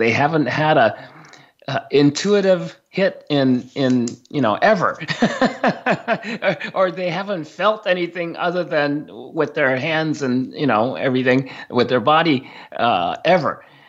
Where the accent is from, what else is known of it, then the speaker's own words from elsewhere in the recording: Japan; first language Japanese; English is a second language; my first spoken language was Japanese. I grew up in Japan.